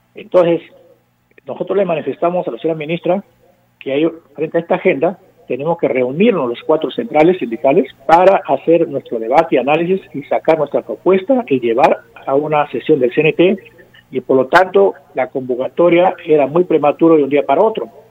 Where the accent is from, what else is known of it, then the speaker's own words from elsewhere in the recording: Peru; somos los peruanos y peruanas